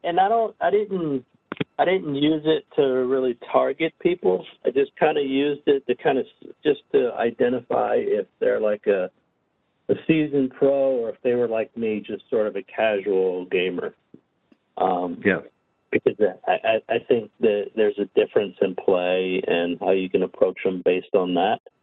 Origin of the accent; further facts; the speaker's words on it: New Jersey, United States; growing up in New Jersey, spent quite a bit of time in in Atlantic City